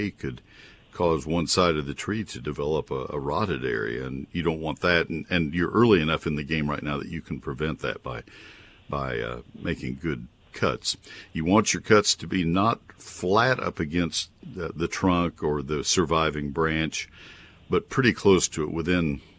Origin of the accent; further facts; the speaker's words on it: Texas, United States; also born or lived in Ohio; I grew up in Texas. So I am a Texas guy through and through